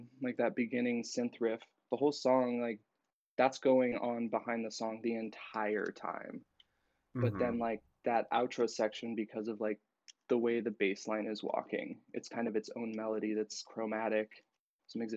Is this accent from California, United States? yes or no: no; Roseburg, Oregon, United States; moved away as an adult; now in Portland, United States; I am from Roseburg, Oregon, but like outside. So the forest in the boonies in southern Oregon